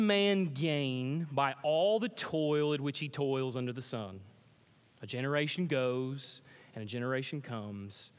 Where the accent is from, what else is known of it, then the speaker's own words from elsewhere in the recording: Pickens, South Carolina, United States; I grew up in Pickens, South Carolina